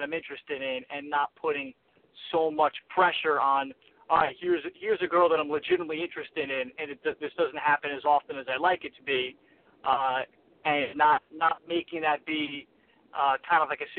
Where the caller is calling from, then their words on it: New York, United States; I'm calling from New York.